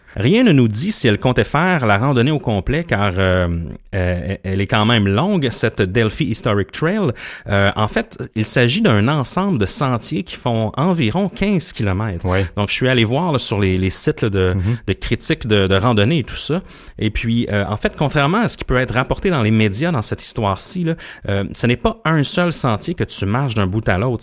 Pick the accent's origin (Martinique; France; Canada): Canada; Gaspé, Quebec; je viens de la Gaspésie, puis je me rappelle à Gaspé, j'allais souvent me, balader